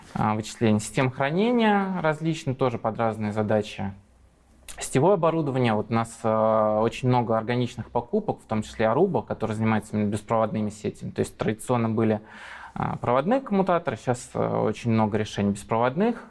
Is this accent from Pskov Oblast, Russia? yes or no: no; Moscow, Russia; also born or lived in Ilmenau, Germany; Я москвич